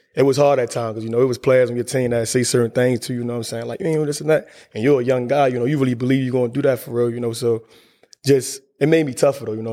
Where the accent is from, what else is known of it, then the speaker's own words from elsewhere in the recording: Baltimore, Maryland, United States; growing up in Baltimore is tough